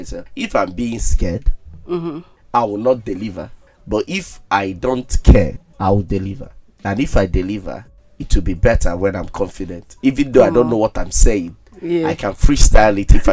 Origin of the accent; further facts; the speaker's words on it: Enugu, Enugu State, Nigeria; One good thing about growing up in Enugu is that we have time.